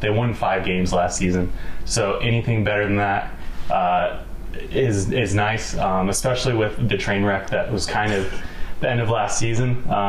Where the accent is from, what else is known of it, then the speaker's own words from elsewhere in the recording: Denver, Colorado, United States; So I was born and raised in Denver, Colorado.